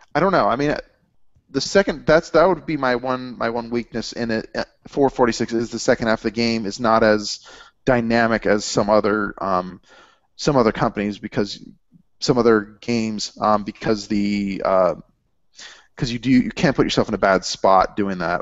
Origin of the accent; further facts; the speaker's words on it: Cincinnati, Ohio, United States; I'm from the Midwest